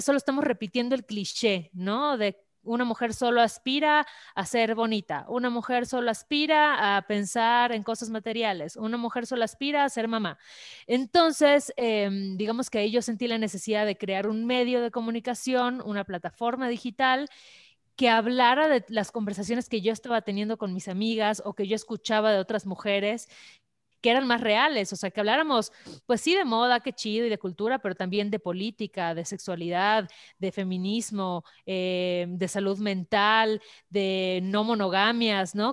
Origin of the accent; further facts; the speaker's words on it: Mérida, Yucatán, Mexico; moved away as an adult; now in Mexico City, Mexico; soy de Mérida